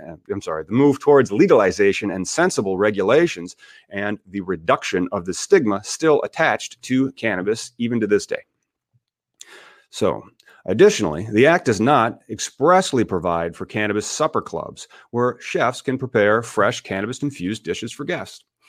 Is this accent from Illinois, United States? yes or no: yes; Peoria, Illinois, United States; my hometown is Peoria, Illinois.